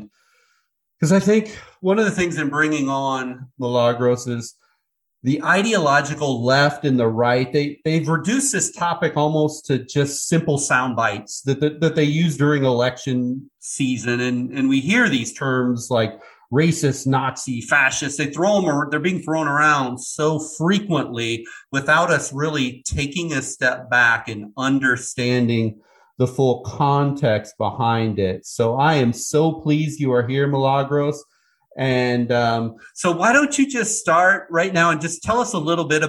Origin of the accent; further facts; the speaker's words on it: Iowa, United States; I was born and raised in Iowa in the middle of the Midwest.